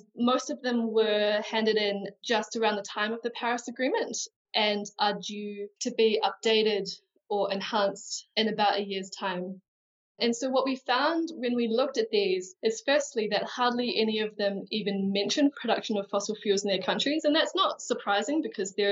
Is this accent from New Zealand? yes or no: yes; New Zealand; I am a New Zealander